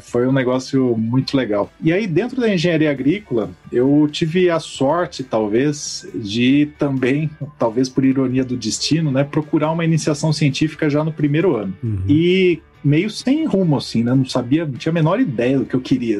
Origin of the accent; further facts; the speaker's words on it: Campinas, São Paulo, Brazil; Como sou aqui de Campinas